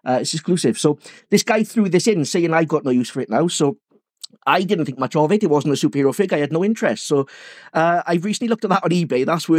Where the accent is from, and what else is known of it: England, United Kingdom